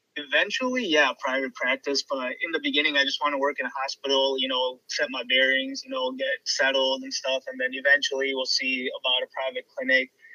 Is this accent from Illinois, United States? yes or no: yes; Chicago, Illinois, United States; moved away as an adult; now in Cleveland, United States; born and raised in Chicago.